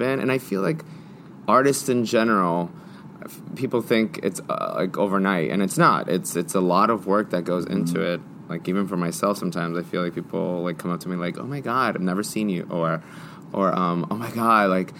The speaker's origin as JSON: {"language": "English", "town": "Miami", "region": "Florida", "country": "United States", "moved": "yes", "said": "We're both from Miami"}